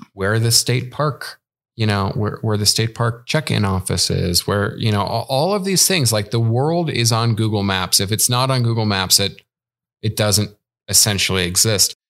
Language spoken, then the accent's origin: English; Chicago, Illinois, United States; moved away as an adult; I'm originally from Chicago